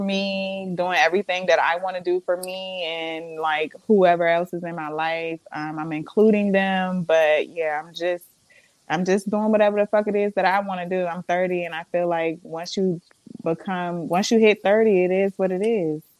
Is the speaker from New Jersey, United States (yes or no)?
no; Montgomery County, Maryland, United States; also born or lived in Florida; I was raised in Florida, but I grew up in Maryland. I'm a Maryland girl at heart. I was born here